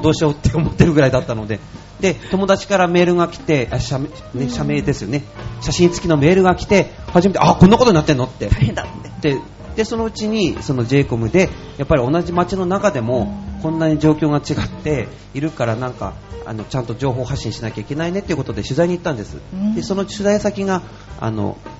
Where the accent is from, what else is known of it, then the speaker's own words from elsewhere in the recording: Noto Peninsula, Ishikawa, Japan; now in Urayasu, Japan; あの出身が能登半島なんですよはい、雪国ですから